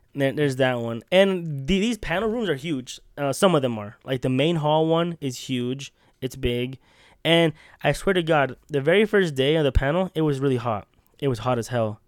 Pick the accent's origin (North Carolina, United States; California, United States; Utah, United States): Utah, United States; We're from Utah